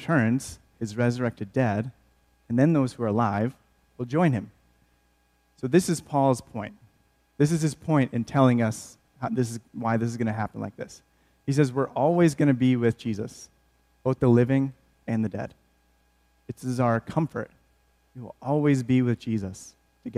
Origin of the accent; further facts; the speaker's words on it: outside of Flint, Michigan, United States; I grew up in Michigan, outside of Flint